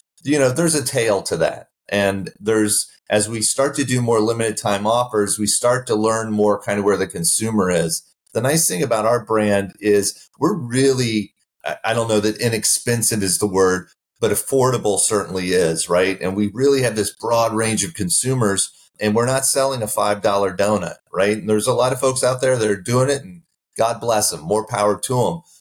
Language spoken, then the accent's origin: English; Midwest, United States; now in Texas, United States; I grew up in the Midwest and not in Texas